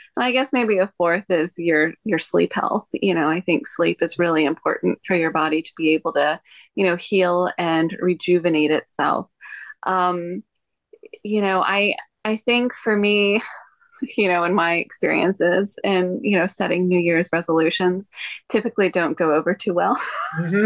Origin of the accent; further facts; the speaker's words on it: Texas, United States; moved away as an adult; now in Hawaii, United States; I was born and raised in Texas